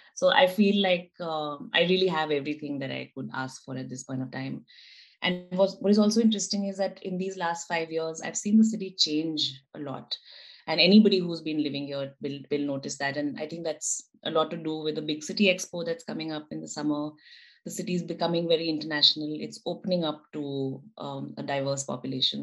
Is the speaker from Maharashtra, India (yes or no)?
no; Delhi, India; moved away as an adult; now in Helsingborg, Sweden; I come from Delhi, which is what, 30 million people?